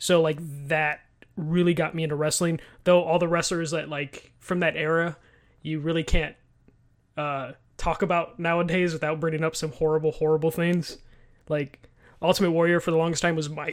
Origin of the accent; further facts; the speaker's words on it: Chicago, Illinois, United States; I am from Chicago